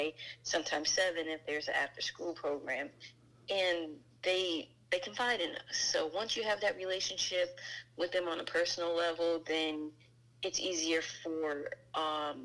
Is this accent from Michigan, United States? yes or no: no; New Jersey, United States; now in Maryland, United States; born and raised in New Jersey. I reside in Maryland now